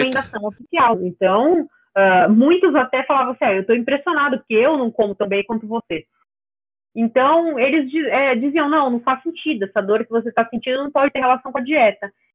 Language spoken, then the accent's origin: Portuguese; São Paulo, Brazil; Eu nasci em São Paulo e eu falo aqui mesmo, então é, não, não sou do sul